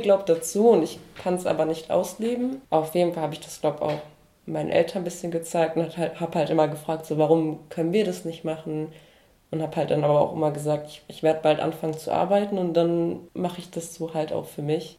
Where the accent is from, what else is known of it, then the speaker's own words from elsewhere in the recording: North Rhine-Westphalia, Germany; now in Esslingen, Germany; ich bin ja in Nordrhein-Westfalen ähm, aufgewachsen